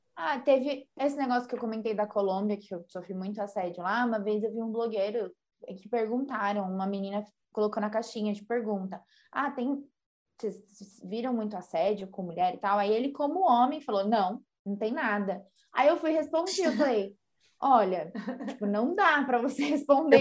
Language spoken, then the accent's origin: Portuguese; Brazil; a gente é brasileira